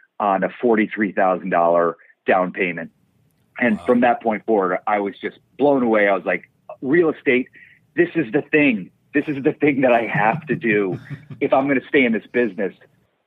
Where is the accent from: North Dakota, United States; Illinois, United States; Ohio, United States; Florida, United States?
Ohio, United States; Cleveland; moved away as an adult; also born or lived in New York; now in Los Angeles, United States; I'm from Ohio, Cleveland, Ohio.